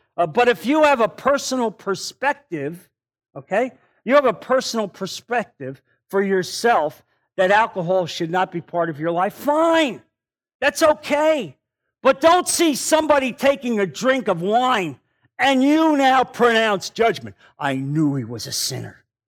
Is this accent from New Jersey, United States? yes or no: yes; New Jersey, United States; now in Naples, United States; I'm from New Jersey.